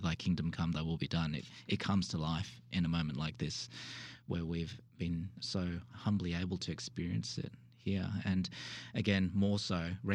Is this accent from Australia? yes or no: yes; Sydney, New South Wales, Australia; moved away as an adult; also born or lived in Melbourne, Australia; now in Wilmore, United States; I actually hail from the true south, which is Australia, and was born and bred in Sydney